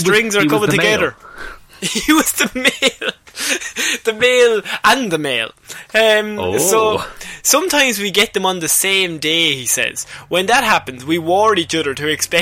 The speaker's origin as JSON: {"language": "English", "country": "Ireland", "said": "as an Irish person"}